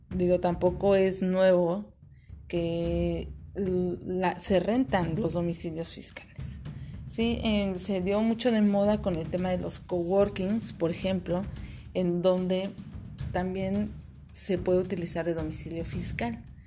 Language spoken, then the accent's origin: Spanish; Mexico; como mexicanos es algo que nos afecta a todos